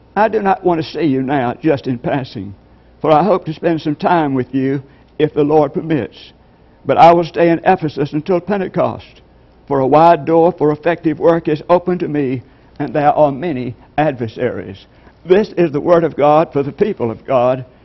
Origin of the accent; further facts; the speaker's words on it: LaGrange, Georgia, United States; I'm from LaGrange, Georgia